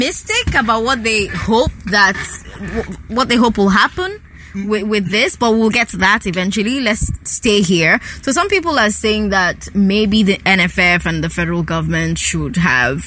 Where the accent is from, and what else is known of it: Nigeria